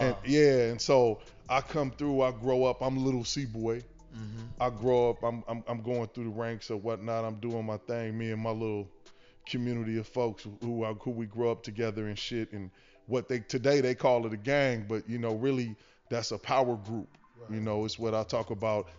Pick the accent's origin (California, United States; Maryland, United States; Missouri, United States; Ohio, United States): California, United States; Los Angeles; I'm from a space called West